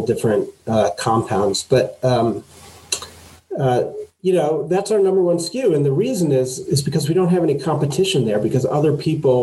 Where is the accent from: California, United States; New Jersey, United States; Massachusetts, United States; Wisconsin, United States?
Massachusetts, United States; now in Boulder, United States; I grew up in Massachusetts